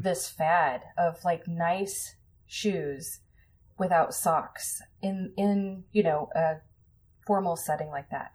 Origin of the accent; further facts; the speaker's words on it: Colorado, United States; I grew up in Colorado